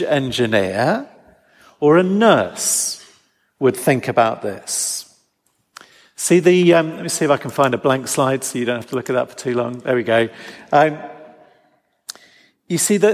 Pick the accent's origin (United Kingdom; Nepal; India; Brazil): United Kingdom; England; as an English person